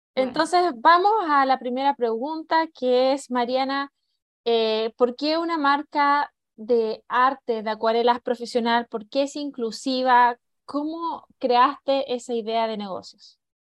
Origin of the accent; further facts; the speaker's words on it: Chile; moved away; yo ya también llevo 20 años de, afuera de Chile, pero cada vez que voy a Chile